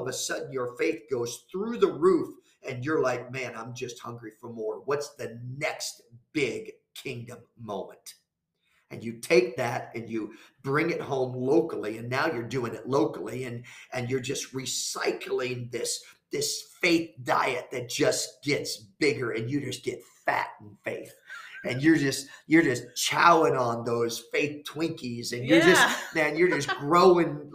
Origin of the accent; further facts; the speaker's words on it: Ypsilanti, Michigan, United States; moved away; also born or lived in Chicago, Illinois; I was born in Ypsilanti, Michigan, in St. Joe's Hospital